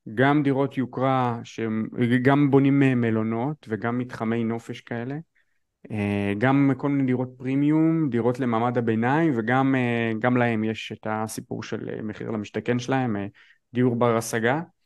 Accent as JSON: {"language": "Hebrew", "country": "Israel"}